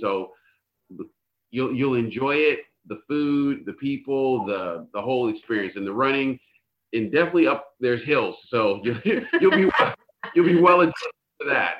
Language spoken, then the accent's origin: English; Northern California, United States; as a Californian, eh, I grew up in Northern California